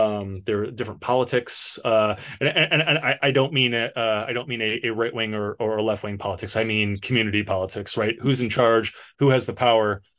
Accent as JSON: {"language": "English", "town": "Detroit", "region": "Michigan", "country": "United States", "moved": "as an adult", "lives_now": "Los Angeles, United States", "said": "I'm from Michigan. I'm actually from Detroit"}